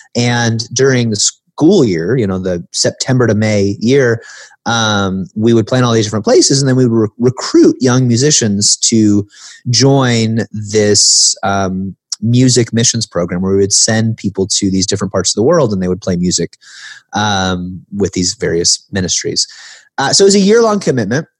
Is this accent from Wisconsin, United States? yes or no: no; the Midwest, Illinois, United States; growing up in the Midwest, being kind of lower middle class